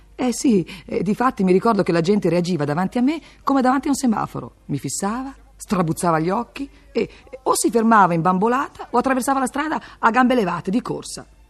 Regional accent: Milan, Lombardy, Italy; io vengo da Milano, città che ha dato molte cose all'Italia

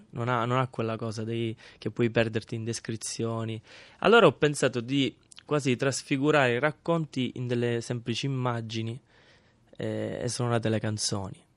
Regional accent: Misilmeri, Sicily, Italy; moved away; mio paese, che è in provincia di Palermo

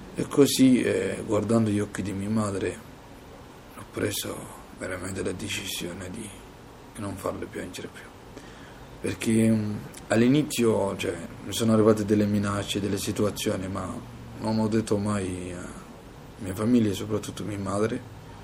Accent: Mogadishu, Banaadir, Somalia; Italian is a second language; moved away as an adult; also born or lived in Libya; now in Italy; ho deciso di lasciare il mio paese e la mia famiglia. Quando sono partito dalla Somalia

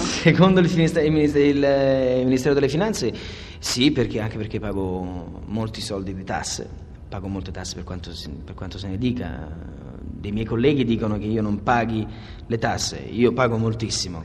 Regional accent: Naples, Campania, Italy; essendo napoletano

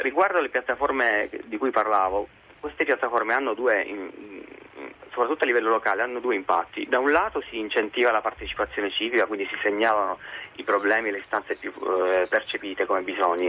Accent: Italy; moved away; also born or lived in Dublin, Ireland / London, United Kingdom; ci tengo tantissimo al mio paese

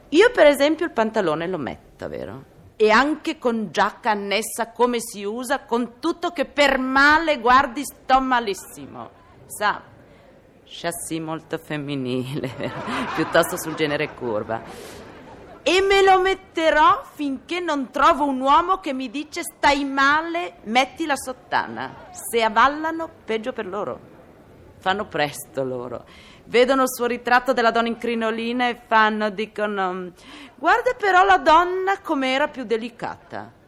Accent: Milan, Lombardy, Italy; io sono milanese per nascita e per getto

